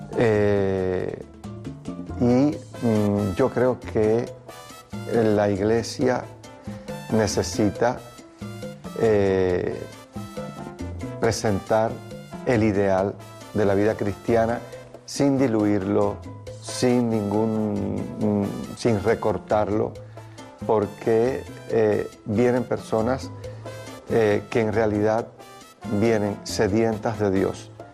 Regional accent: Cuba; Mi pueblo, pueblo cubano

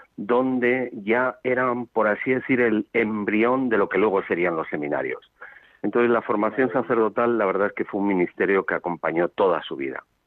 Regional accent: Zamora, Castile and León, Spain; now in Madrid, Spain; no renuncio de mis orígenes zamoranos que siempre son de Castilla la Vieja

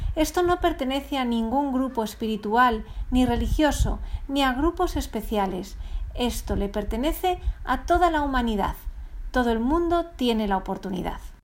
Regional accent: Venezuela; Nací en Venezuela, mas no soy venezolano.

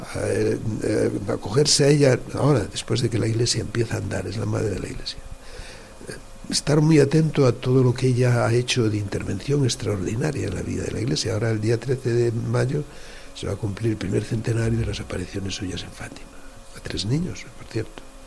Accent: Villalba, Spain; moved away; also born or lived in Salamanca / Munich; mi parroquia donde yo he nacido, Villalba, es Santa María de Villalba

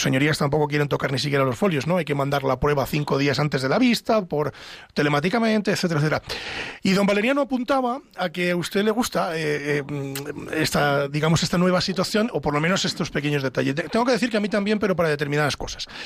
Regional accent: Castile, Spain; yo es que soy de Castilla, siempre digo castellano

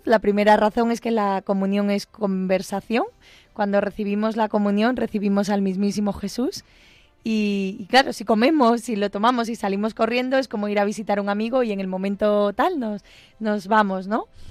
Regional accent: Galicia, Spain; una zona de Galicia, en mi pueblo, en una aldeita

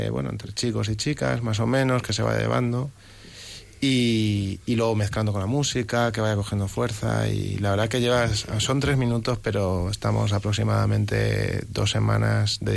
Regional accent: Plasencia, Extremadura, Spain; now in Madrid, Spain; yo soy de Plasencia, Extremadura, llevo en Madrid ya 12 años, ¿no?

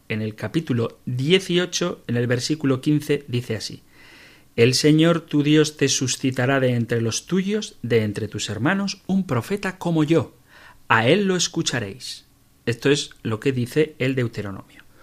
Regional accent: San Sebastián, Basque Country, Spain; San Sebastián, mi tierra natal

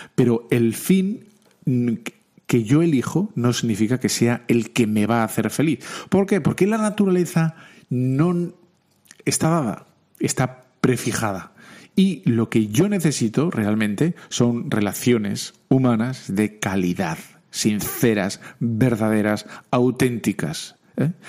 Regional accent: Bilbao, Basque Country, Spain; soy de Bilbao

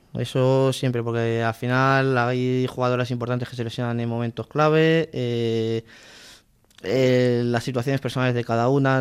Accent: Alcorcón, Community of Madrid, Spain; mi pueblo de Alcorcón

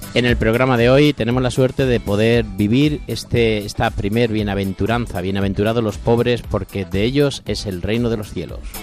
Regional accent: Corral de Almaguer, Castilla-La Mancha, Spain; moved away as an adult; now in Alcuéscar, Spain; desde ese pueblo precioso, Pablo, que tenemos en Castilla-La Mancha, que se llama Corral de Almaguer, de donde yo soy

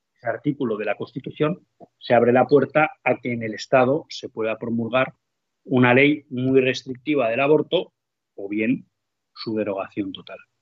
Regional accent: Spain; como católicos, en primer lugar, y como españoles, en segundo lugar

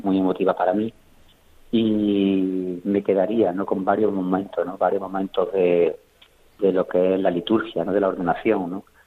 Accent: Córdoba, Andalusia, Spain; also born or lived in Jauja; yo soy de Córdoba, ¿no? De Córdoba capital

